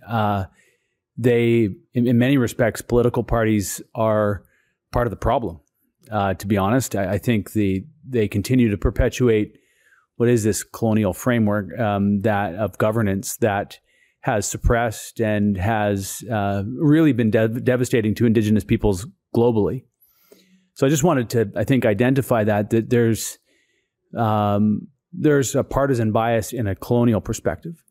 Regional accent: Brentwood Bay, British Columbia, Canada; born and raised on Chautauqua Village, uh, in the Husaynich Territory. It's Sartla First Nation

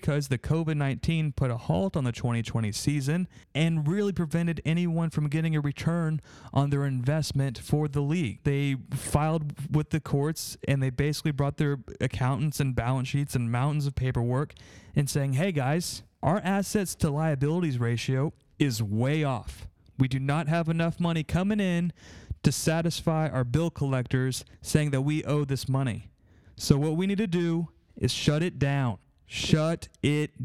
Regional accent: Austin, Texas, United States; I'm from Austin, Texas

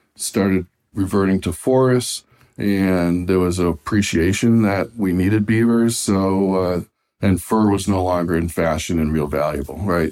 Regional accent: Massachusetts, United States; here in my home state of Massachusetts in New England

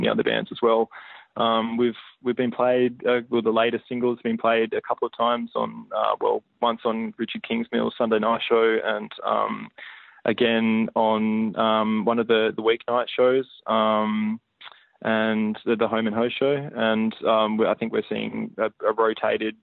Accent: Hobart, Tasmania, Australia; we're a small band and because we're from Hobart

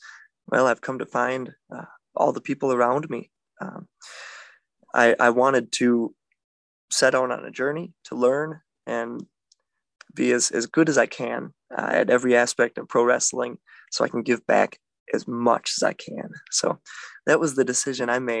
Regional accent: Milwaukee, Wisconsin, United States; I am from Milwaukee

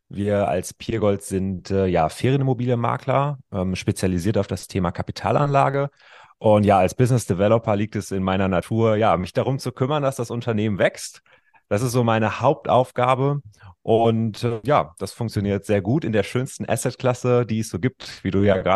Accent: North Rhine-Westphalia, Germany; Also ich kann dir sagen, ich komme aus dem Ruhrgebiet, ja

